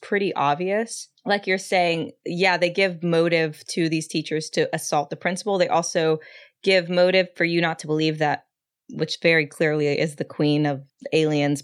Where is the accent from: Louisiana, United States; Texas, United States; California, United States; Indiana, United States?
Texas, United States; San Antonio; I'm from San Antonio, Texas, where he is from. I'm Mexican